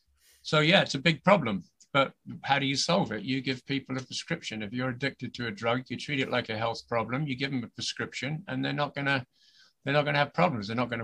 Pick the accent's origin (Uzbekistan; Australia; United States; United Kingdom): United Kingdom; Crawley, South East England; moved away as an adult; also born or lived in Brighton; now in Canada; I come from Crawley originally